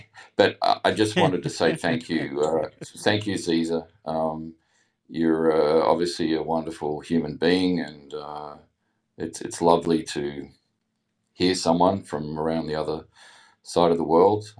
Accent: Australia; accent: Australian; also born or lived in England; I obviously have an Australian accent, but I lived in England for a year, uh, when I was eighteen.

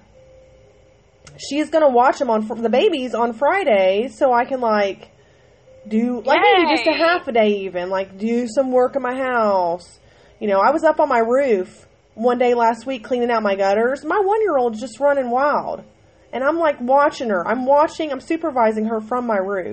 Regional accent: Ohio, United States; I'm from Ohio

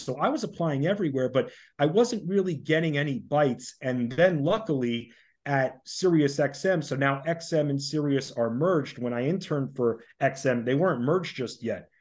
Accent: Oyster Bay, New York, United States; moved away as an adult; now in Washington, D.C., United States; originally I'm from Oyster Bay on Long Island, so lived up in New York

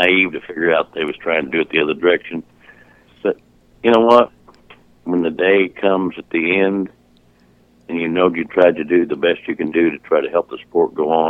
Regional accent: Southern Illinois, United States; born or raised there; also born or lived in North Aurora, Illinois

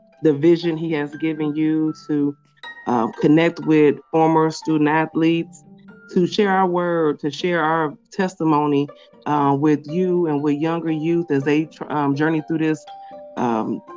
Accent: Milwaukee, Wisconsin, United States; I'm originally from Milwaukee, Wisconsin. That's where I was born and raised at.

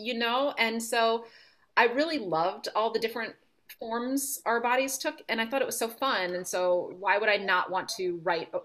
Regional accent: Philadelphia, Pennsylvania, United States; the Puerto Rican family I grew up in Philly

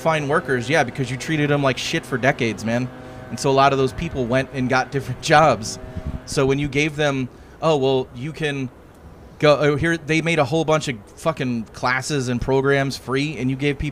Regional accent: Chicago, Illinois, United States; I grew up in Chicago. I've lived in a city my whole life

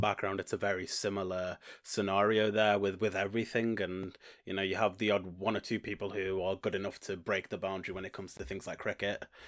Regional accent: Stoke-on-Trent, West Midlands, United Kingdom; I'm from Stoke on Trent in, in the U K.

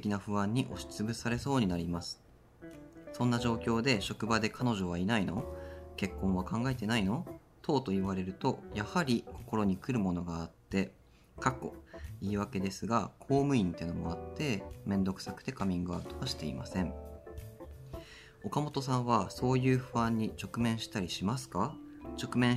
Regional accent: Sapporo, Hokkaido, Japan; born there; 勝利と僕は札幌生まれなんだよね、お互いに。

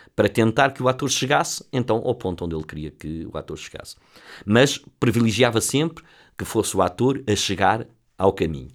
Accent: Lisbon, Portugal; sou, sou de Lisboa, do bairro de Campolide

